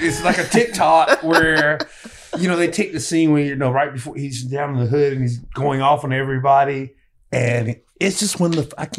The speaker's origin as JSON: {"language": "English", "region": "the South", "country": "United States", "tie": "born or raised there", "said": "like me growing up in the South"}